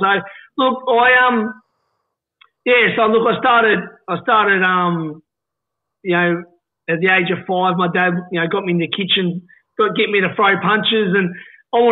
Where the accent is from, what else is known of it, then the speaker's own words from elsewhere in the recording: Hobart, Tasmania, Australia; moved away; also born or lived in Sydney; I grew up in Warrane, Mornington.